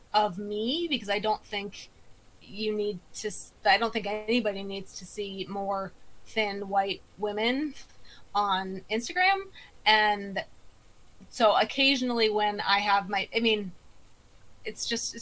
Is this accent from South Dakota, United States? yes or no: yes; South Dakota, United States; I grew up in South Dakota